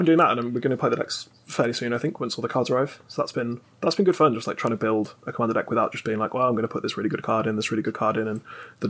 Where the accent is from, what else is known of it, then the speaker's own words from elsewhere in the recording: Birmingham, West Midlands, United Kingdom; accent: Birmingham; me with my Birmingham accent.